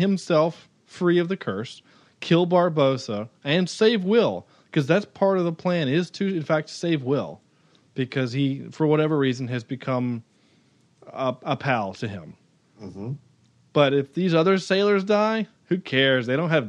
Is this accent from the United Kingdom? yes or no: yes; United Kingdom; Because we're the British, and the only people we can make fun of at this point are the English or the French.